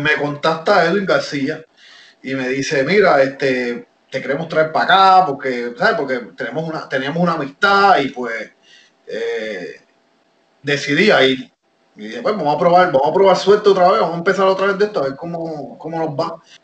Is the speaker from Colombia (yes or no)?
no; Levittown, Puerto Rico; also born or lived in Miami; yo me crié aquí en Puerto Rico. A pesar de que yo nací en Miami, mis papás son cubanos